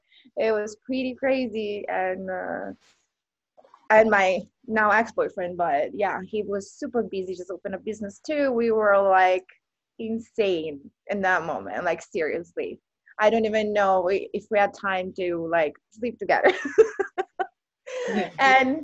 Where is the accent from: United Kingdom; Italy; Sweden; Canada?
Italy; moved away as an adult; now in Hawaii, United States; I got into career and I moved from Italy across the world in Hawaii 10 years ago, over 10 years ago.